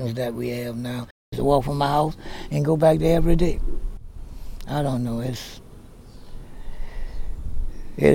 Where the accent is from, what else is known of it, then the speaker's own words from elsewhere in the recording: New Orleans, Louisiana, United States; I've been born and raised in the Snide Ward